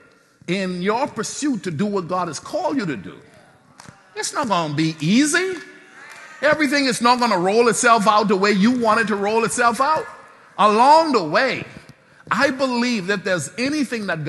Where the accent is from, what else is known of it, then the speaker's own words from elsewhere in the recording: Nassau, Bahamas; I'm from Soldier Road